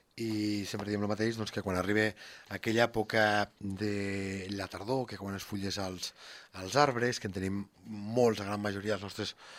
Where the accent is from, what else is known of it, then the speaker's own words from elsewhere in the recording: Lleida, Catalonia, Spain; som de l'Horta de Lleida